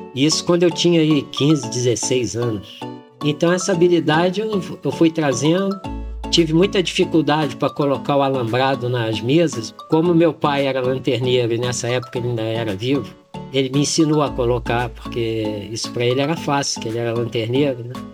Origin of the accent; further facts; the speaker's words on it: Petrópolis, Rio de Janeiro, Brazil; Sou nascido e criado aqui em Petrópolis